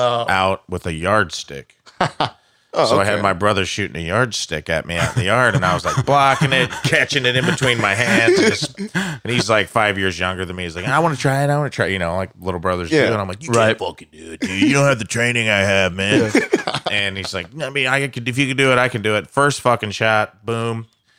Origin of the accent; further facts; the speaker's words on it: Illinois, United States; People think that when I go home, because I'm from Southern Illinois, and they're like, you talk all city now.